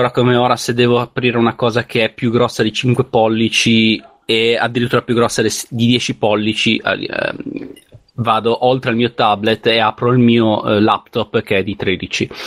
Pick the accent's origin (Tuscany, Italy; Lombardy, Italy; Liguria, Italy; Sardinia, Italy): Liguria, Italy; essendo io ligure